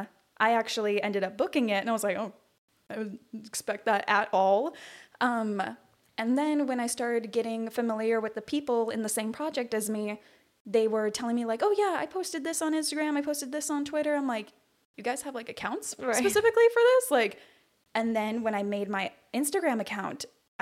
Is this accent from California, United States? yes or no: yes; Rancho Cucamonga, California, United States; I am from Rancho Cucamonga, California